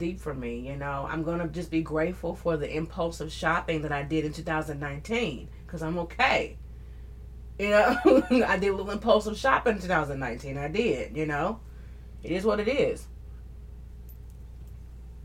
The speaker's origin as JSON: {"language": "English", "region": "the South", "country": "United States", "accent": "southern", "said": "with my southern accent"}